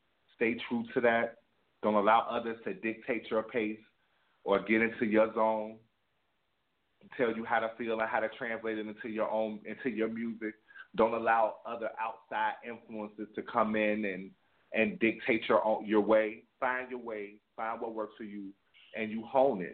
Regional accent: Chicago, Illinois, United States; I'm from Cabrini Green Project

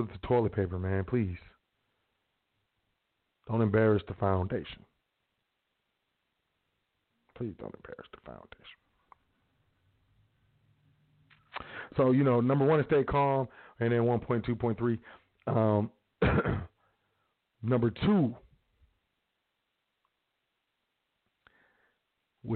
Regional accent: United States; I'm from the South Side

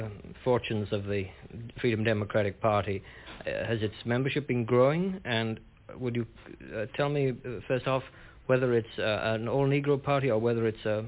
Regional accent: United Kingdom; I'm from Britain

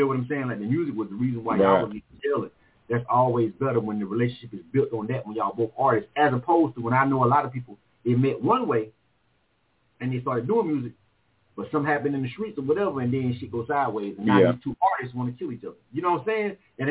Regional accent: Panama City, Florida, United States; moved away as an adult; now in Atlanta, United States; Being from Florida myself

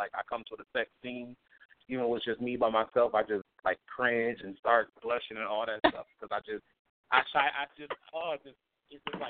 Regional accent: Toledo, Ohio, United States; I'm from Toledo, Ohio

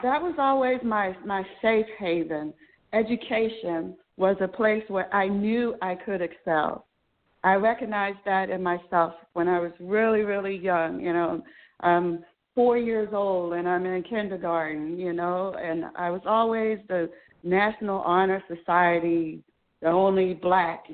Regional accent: Baltimore, Maryland, United States; I was born and raised in Baltimore City

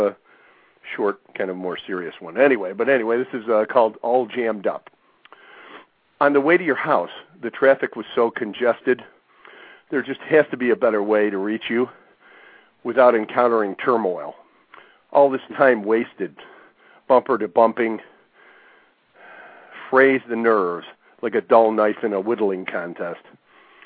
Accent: Western New York, United States; moved away as an adult; now in Orlando, United States; I was originally from Western New York. I moved down here a couple years ago

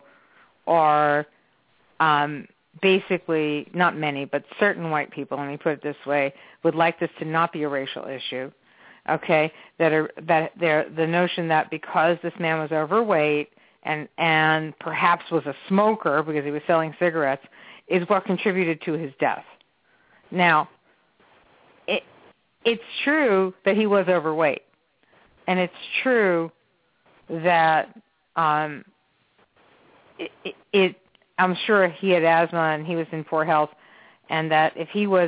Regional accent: New York, United States; also born or lived in Chicago; I was raised in New York. I was born in Chicago

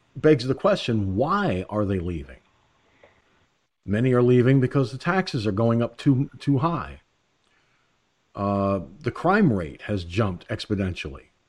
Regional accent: Peekskill, New York, United States; moved away; My hometown, okay, Peekskill, New York, my hometown

